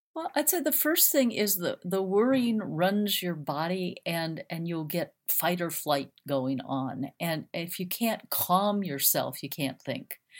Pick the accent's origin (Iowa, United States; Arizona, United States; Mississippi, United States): Arizona, United States; Phoenix; I grew up in Phoenix, Arizona